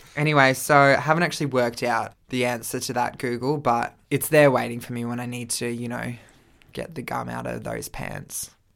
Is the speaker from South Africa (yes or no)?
no; Australia; we're Australian